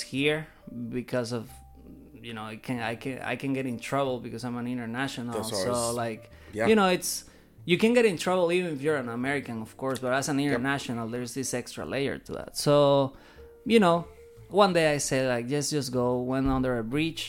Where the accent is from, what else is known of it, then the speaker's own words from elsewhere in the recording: Caracas, Capital District, Venezuela; moved away as an adult; now in Savannah, United States; I am originally from Caracas, Venezuela. I've been in the States for 10 years